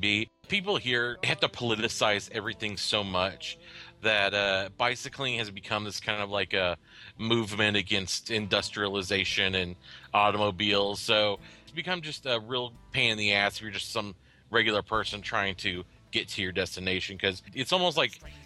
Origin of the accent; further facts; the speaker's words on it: Oklahoma City, Oklahoma, United States; also born or lived in Texas; now in Fort Collins, United States; I come from Oklahoma City in Texas